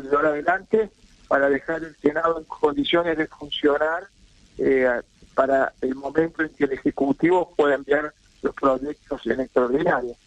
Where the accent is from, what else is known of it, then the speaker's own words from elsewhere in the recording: San Luis, Argentina; yo vengo de la provincia de San Luis